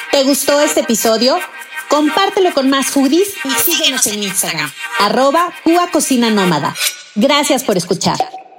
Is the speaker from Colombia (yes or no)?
no; Mexico; nuestro querido país, pues los, lo celebran como si estuvieran aquí en México